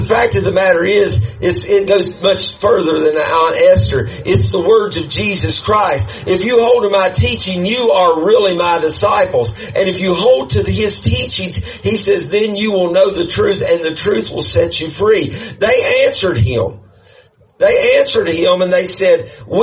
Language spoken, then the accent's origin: English; United States; I'm American